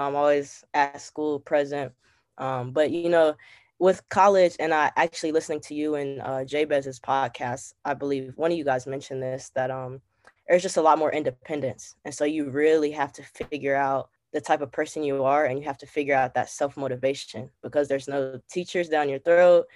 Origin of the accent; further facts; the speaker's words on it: Cincinnati, Ohio, United States; moved away as an adult; now in Washington, D.C., United States; I'm from Cincinnati, Ohio